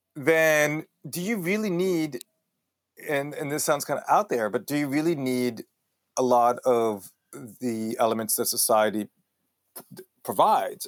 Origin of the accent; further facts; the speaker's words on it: El Paso, Texas, United States; accent: Israeli Texan; also born or lived in Israel; grew up in Texas, which gives me a really weird accent